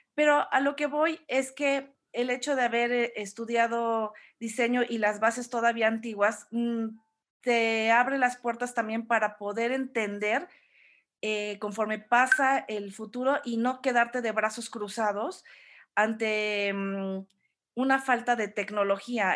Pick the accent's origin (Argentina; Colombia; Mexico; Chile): Mexico; Orizaba, Veracruz; also born or lived in Mexico City; crecí toda mi infancia, bueno, yo nací en la Ciudad de México, pero crecí en la, en Orizaba